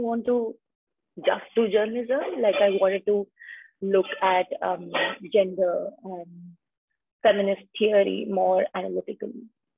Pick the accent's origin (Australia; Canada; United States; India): India; central India; moved away as an adult; also born or lived in Mumbai; I come from Central India. So born and brought up in smaller town of Central India, moved for my undergrad to Bombay